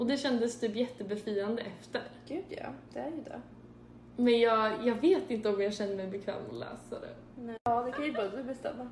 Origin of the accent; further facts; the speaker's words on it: Sweden; now in Chicago, United States; bodde jag hemma i Sverige ett år